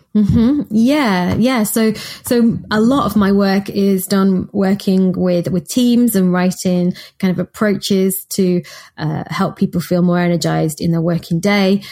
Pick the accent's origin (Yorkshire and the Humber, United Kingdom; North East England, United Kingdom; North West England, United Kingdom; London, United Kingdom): North West England, United Kingdom; Manchester; I'm from Manchester